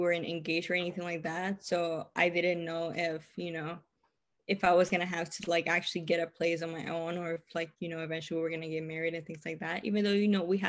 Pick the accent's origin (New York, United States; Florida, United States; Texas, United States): Texas, United States; I know a lot of other states are not as half. I'm from Texas. Texas is like way cheaper than California.